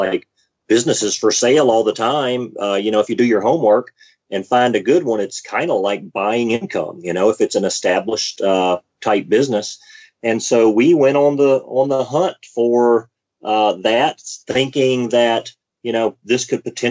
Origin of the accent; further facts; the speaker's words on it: Mobile, Alabama, United States; moved away; we're from Mobile, Alabama